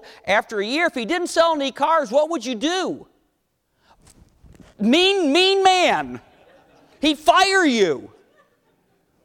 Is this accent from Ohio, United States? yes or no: yes; Cleveland, Ohio, United States; growing up in Cleveland, my dad was a civil engineer, worked for Republic Steel